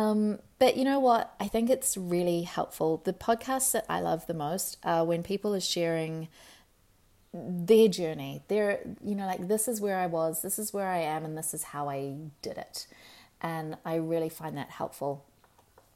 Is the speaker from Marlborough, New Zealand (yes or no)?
yes; Marlborough Sounds, New Zealand; When we were kids, we grew up in the Marlborough Sounds.